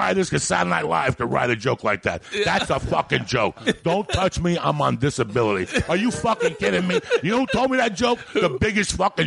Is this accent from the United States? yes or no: yes; New Jersey, United States; moved away; also born or lived in Colorado; I grew up in Jersey